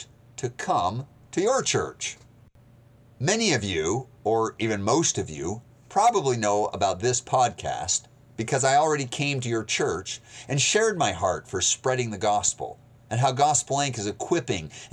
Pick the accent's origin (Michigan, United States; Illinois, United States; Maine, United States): Maine, United States; also born or lived in Montana / Moscow, Russia; now in Georgia, United States; I was born in Montana, raised in Maine. I lived 7 winters in Moscow, Russia